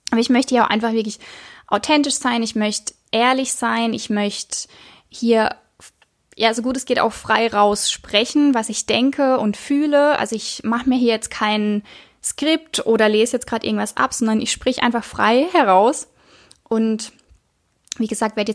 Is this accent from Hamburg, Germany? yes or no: no; Baden-Baden, Baden-Württemberg, Germany; Ich bin 29 Jahre und ich komme, ja, ich komme aus der Nähe von Karlsruhe, also von Baden-Baden. Ja, einfach im Süden, Süden von Deutschland, zwischen Karlsruhe und Freiburg, würde ich jetzt mal so sagen.